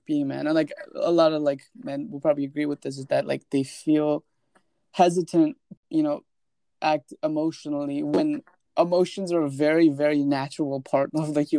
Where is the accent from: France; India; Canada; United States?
India; moved away; because I'm from India